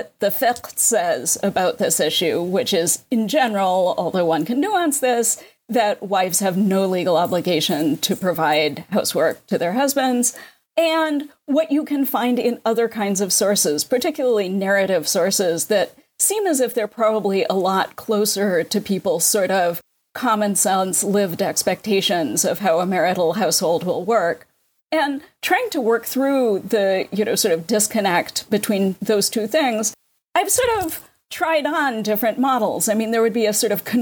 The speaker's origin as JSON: {"language": "English", "region": "New York", "country": "United States", "said": "I'm a New Yorker"}